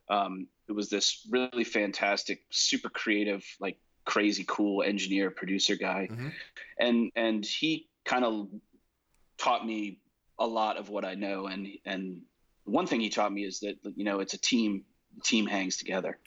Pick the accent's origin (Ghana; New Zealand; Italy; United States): United States; New Jersey; moved away as an adult; now in Nashville, United States; I grew up in New Jersey.